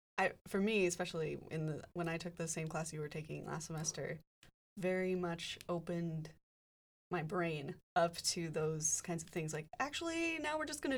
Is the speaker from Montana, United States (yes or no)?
yes; Montana, United States; now in Santa Cruz, United States; I'm from Montana.